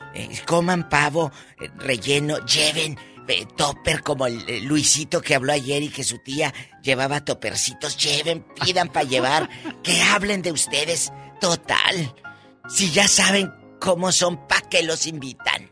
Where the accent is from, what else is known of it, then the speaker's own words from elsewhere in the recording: Matamoros, Tamaulipas, Mexico; moved away; mi tierra, el Matamoros, Tamaulipas